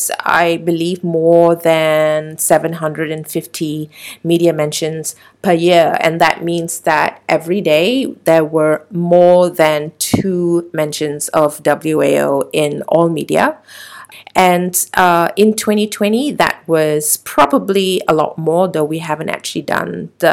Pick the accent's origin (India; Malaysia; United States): Malaysia; we as the Malaysian public